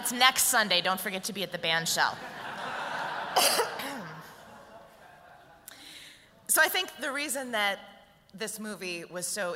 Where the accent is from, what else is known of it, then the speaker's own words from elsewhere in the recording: St. Paul, Minnesota, United States; I was raised in St. Paul in an extremely white neighborhood in an upper middle class family